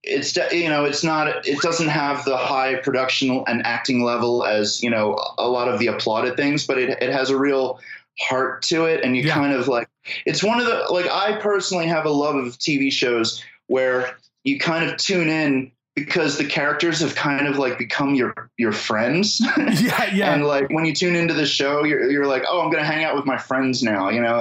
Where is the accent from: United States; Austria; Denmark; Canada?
United States; Philadelphia, Pennsylvania; now in Brooklyn, United States; I live in Brooklyn, but I'm from Philadelphia originally